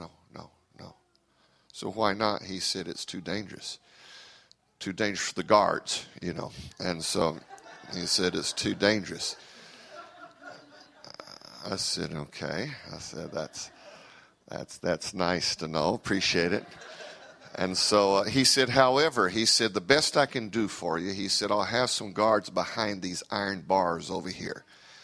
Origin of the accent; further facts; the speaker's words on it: Brazil; English is a second language; also born or lived in United States; I am an American by birth, but I am a Brazilian by raising. I was raised in Brazil, and so it is very difficult for me to function outside of my what I'm used to.